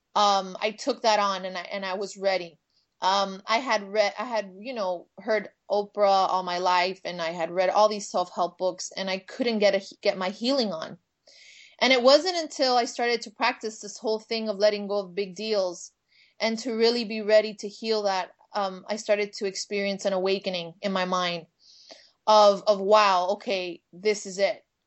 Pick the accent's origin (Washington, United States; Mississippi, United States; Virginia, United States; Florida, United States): Florida, United States; Miami; now in Los Angeles, United States; I'm from Miami. And I am Cuban American